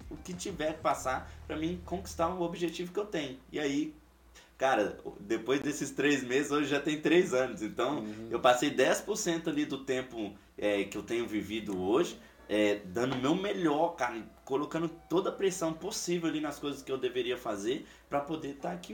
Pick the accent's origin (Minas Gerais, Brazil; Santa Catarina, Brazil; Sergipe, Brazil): Minas Gerais, Brazil; now in Foz do Iguaçu, Brazil; Quando eu vim de Minas pra, Foz do Iguaçu, cara, se vocês ainda não conhecem a minha história